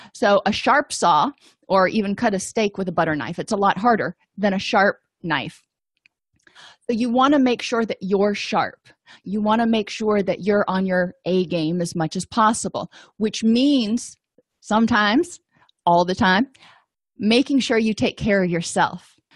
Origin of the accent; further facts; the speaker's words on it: Florida, United States; I grew up in Florida, and I went to the University of Florida